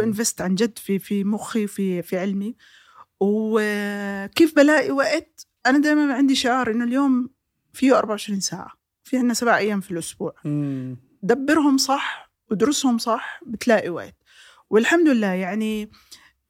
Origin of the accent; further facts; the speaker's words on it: Jordan; عندنا في الاردن بالذات